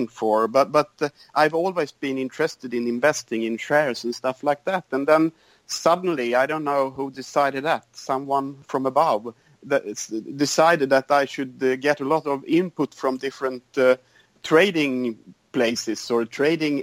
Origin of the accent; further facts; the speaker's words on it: Sweden; I'm from Sweden, and I live on the countryside